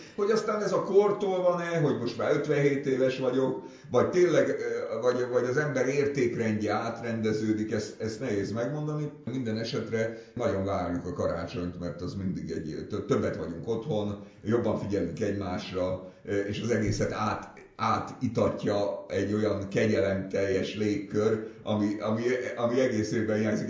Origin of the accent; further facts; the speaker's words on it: Budapest, Hungary; ott a Szent István körúton nőttem föl